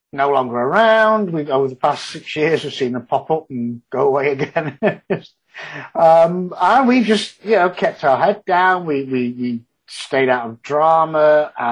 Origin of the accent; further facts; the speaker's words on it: Yorkshire and the Humber, United Kingdom; moved away as an adult; now in Houston, United States; being a Yorkshireman